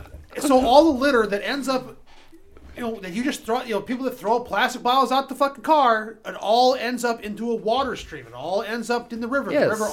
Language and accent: English; United States; I'm American.